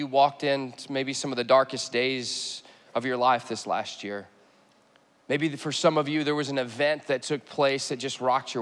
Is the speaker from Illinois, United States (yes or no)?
no; Texas, United States; moved away; I'm from Texas